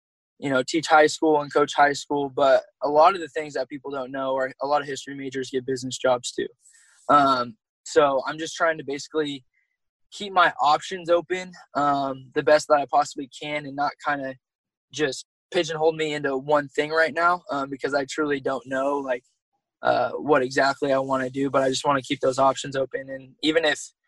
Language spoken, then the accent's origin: English; Sacramento, California, United States; moved away as an adult; also born or lived in Oregon; being from Sacramento, because I'm originally from California